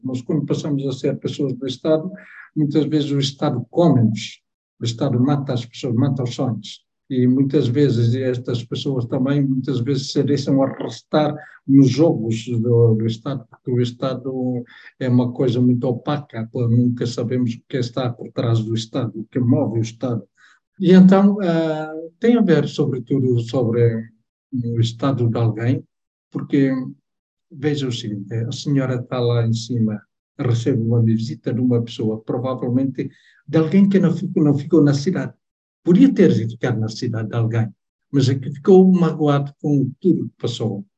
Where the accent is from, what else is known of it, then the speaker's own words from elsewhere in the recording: Timor-Leste; first language Tetum; Portuguese is a second language; moved away; a minha língua materna não é a língua portuguesa, é o teto